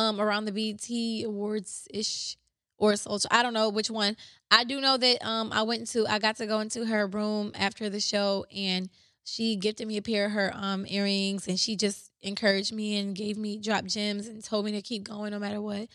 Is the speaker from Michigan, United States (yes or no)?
yes; Ypsilanti, Michigan, United States; I was born and raised in Ypsi